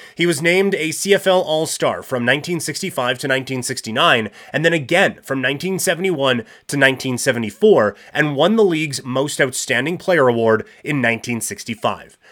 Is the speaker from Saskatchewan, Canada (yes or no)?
yes; Saskatchewan, Canada; I grew up in Saskatchewan as a Rough Riders fan